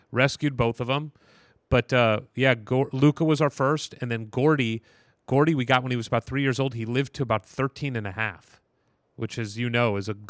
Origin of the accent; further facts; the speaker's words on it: St. Louis, Missouri, United States; I grew up in St. Louis, Missouri